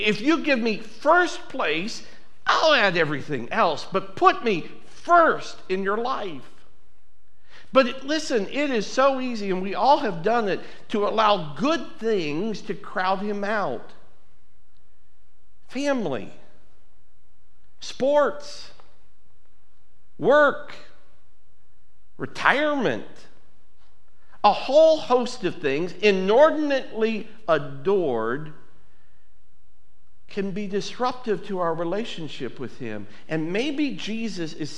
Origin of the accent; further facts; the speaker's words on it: United States; I'm an American.